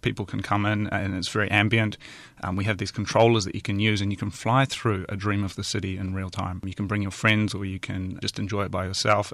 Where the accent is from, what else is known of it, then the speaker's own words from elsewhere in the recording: east coast of New Zealand, near Hastings, Hawke's Bay, New Zealand; moved away as an adult; also born or lived in Tokyo, Japan; I'm from a very small town, um, on the east coast of New Zealand, near Hastings. I spent the first nineteen years of my life there